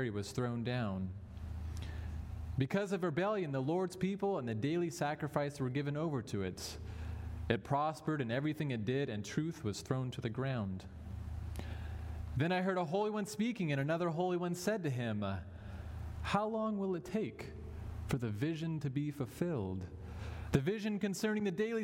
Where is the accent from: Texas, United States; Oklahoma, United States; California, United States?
California, United States; Los Angeles; moved away as an adult; now in West Michigan, United States; I'm originally from Los Angeles, so I'm a bit far from home here in West Michigan, but I have lived here for about 7-8 years now